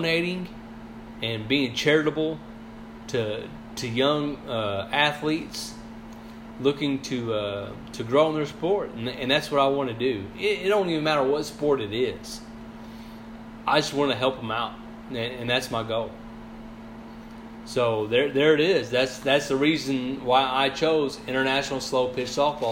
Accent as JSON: {"language": "English", "town": "Sikeston", "region": "Missouri", "country": "United States", "also_born_or_lived": "Mississippi County, Missouri", "said": "I'm from Scott County, from the Sykeson area"}